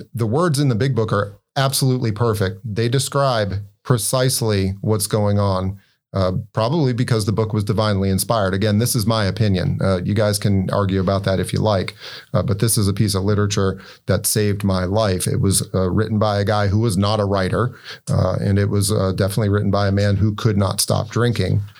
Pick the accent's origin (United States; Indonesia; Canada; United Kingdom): United States; Winston-Salem, North Carolina; moved away as an adult; now in Maine, United States; I'm originally from North Carolina, uh, born, bred down in, uh, Winston-Salem, North Carolina.